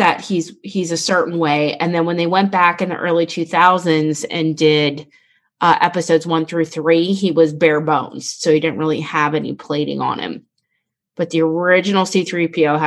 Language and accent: English; Pittsburgh, Pennsylvania, United States; we're from Pittsburgh